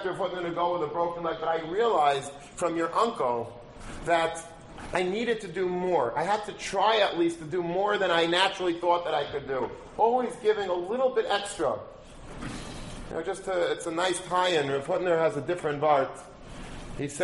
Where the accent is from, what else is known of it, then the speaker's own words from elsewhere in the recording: Long Beach, United States; I grew up in Long Beach, and there were a lot of very interesting people in Long Beach